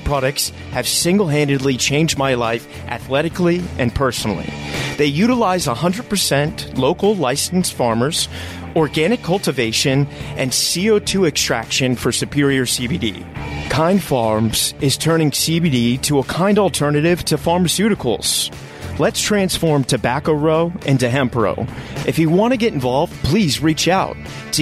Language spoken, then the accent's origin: English; DC Metro Virginia area, United States; I grew up in the DC Metro Virginia area